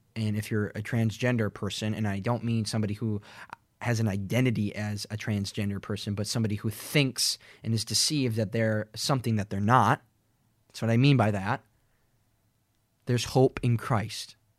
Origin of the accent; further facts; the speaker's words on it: Minnesota, United States; now in Fargo, United States; I've only ever lived in two places where I grew up in Perth, Minnesota, and then an hour and ten minutes west in Fargo, where I am right now